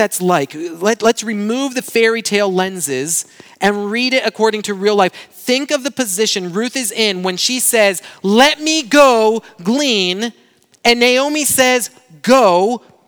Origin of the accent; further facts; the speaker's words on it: Brazil; now in United States; my hometown in Brazil